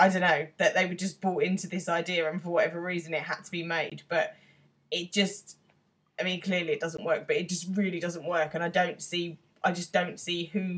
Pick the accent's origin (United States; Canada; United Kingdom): United Kingdom; as a Brit